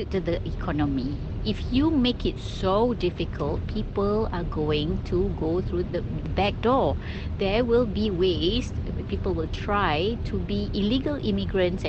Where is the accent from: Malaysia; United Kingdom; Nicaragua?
Malaysia; also born or lived in Australia; I'm Malaysian.